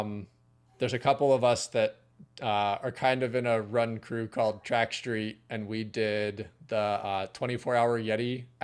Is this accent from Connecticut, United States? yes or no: no; Pittsburgh, Pennsylvania, United States; now in Morgantown, United States; I grew up around Pittsburgh, though. So I'm not certainly as Northeast as you are.